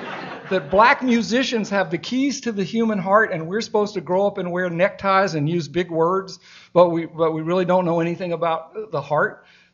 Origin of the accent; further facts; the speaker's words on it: Atlanta, Georgia, United States; I grew up fearfully oblivious to race in Atlanta. I was born in Atlanta, and I was fearfully oblivious because I was in a non-political family.